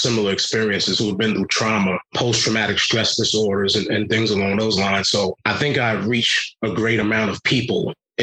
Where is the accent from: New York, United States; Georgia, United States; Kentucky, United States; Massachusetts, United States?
New York, United States; New York City; moved away as an adult; also born or lived in Rhode Island; now in New Hampshire, United States; growing up in Brooklyn, New York is one thing, but to then be in New Hampshire